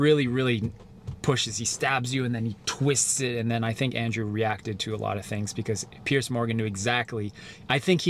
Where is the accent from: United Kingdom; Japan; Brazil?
Japan; I am Japanese